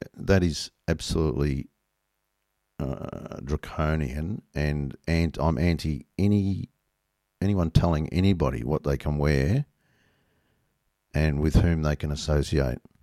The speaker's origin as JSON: {"language": "English", "country": "Australia", "said": "being Australian"}